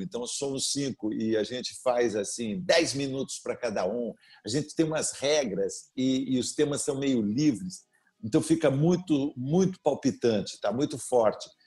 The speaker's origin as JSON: {"language": "Portuguese", "town": "Sorocaba", "region": "São Paulo", "country": "Brazil", "tie": "born or raised there"}